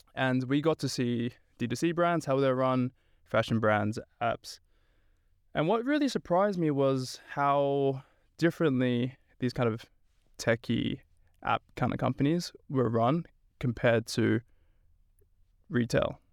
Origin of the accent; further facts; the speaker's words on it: Sydney, New South Wales, Australia; moved away as an adult; also born or lived in Stockholm, Sweden; now in Sweden; I'm originally from Sydney, Australia